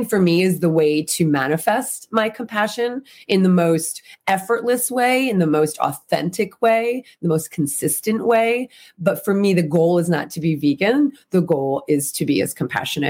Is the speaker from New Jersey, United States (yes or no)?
yes; New Jersey, United States; moved away as an adult; now in California, United States; So I grew up in the East Coast, grew up in New Jersey, and I've been in California 24, 25 years.